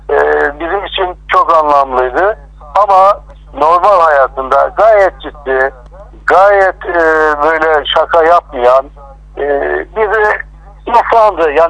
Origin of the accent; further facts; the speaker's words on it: Malatya, Turkey; Kemal Sunal aynı zamanda ben Malatyalıyım, o da Malatyalı. Dolayısıyla benim bir hemşerim.